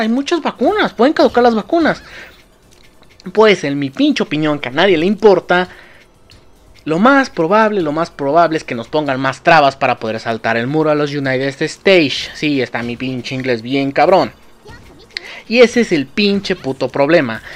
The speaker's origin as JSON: {"language": "Spanish", "country": "Mexico", "said": "nosotros como mexicanos"}